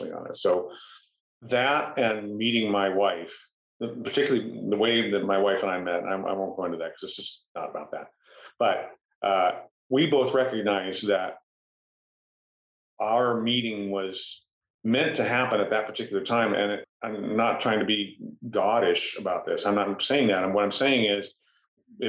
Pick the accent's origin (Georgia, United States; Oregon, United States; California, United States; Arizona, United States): California, United States; Fullerton; I grew up in Fullerton